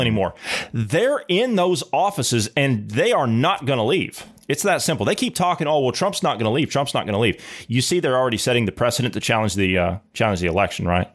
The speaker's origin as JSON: {"language": "English", "country": "United States", "said": "us as the American people"}